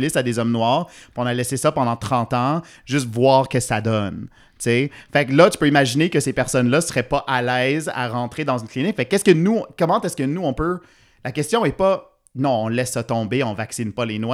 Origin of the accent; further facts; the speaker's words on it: Ontario, Canada; now in Montreal, Canada; je suis franco-ontarien